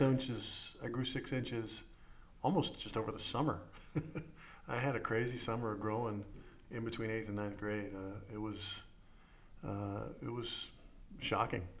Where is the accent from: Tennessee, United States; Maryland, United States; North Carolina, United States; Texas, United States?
Maryland, United States; I grew up here in Maryland